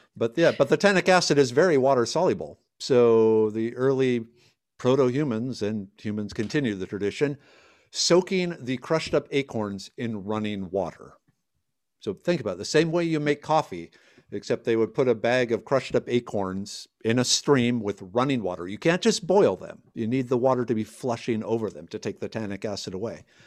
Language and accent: English; Minnesota, United States; moved away as an adult; now in Texas, United States; I grew up in Minnesota. I, I left because of the cold weather.